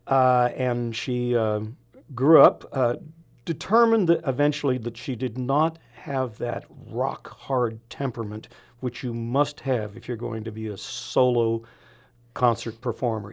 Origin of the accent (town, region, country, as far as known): San Francisco, California, United States; born or raised there; moved away as an adult